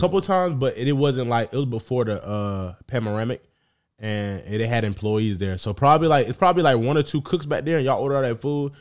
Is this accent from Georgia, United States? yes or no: yes; Atlanta, Georgia, United States; I'm from Atlanta.